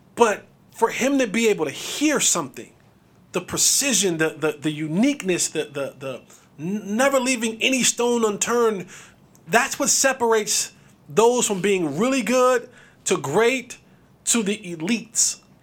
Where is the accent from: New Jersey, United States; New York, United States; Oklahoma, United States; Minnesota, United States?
New Jersey, United States; Growing up in Jersey